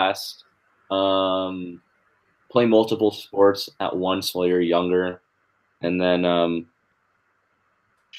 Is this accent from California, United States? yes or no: no; Fairfield, Connecticut, United States; also born or lived in Los Angeles; Fairfield, my hometown.